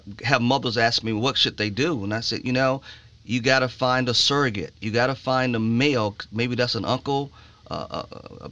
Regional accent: Chicago, Illinois, United States; moved away; I grew up in Chicago

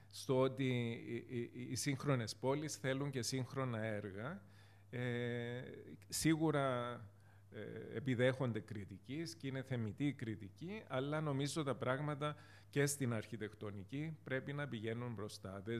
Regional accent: Famagusta, Famagusta District, Cyprus; also born or lived in Limassol; now in Nicosia, Cyprus; Εγώ είμαι από την Αμόχωστο. Ε, φεύγοντας από την Αμόχωστο το 1974, καταλήξαμε με την οικογένειά μου στην ε, Λεμέσο.

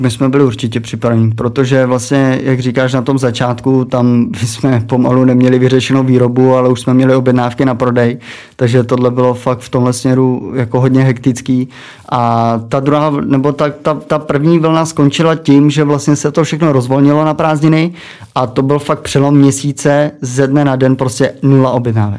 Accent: Přimda, Plzeň Region, Czechia; jsem vlastně z Přimdy u německých hranic

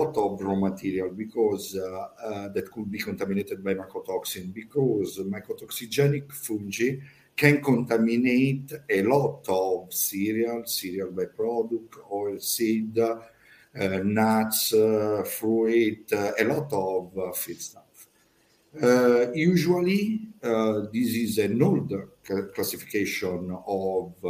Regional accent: Po Valley, Italy; English is a second language; I am from Italy, in Po Valley.

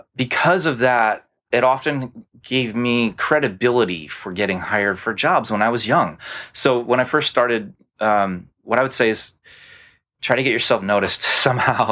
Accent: Rochester, New York, United States; I grew up in Rochester, New York

